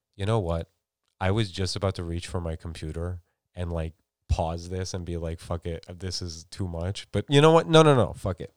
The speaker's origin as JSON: {"language": "English", "country": "United States", "tie": "born or raised there", "said": "I grew up in America"}